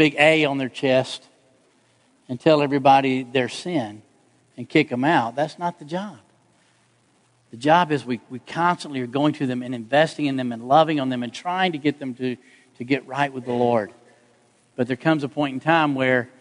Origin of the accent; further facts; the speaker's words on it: Atlanta, Georgia, United States; I grew up in Atlanta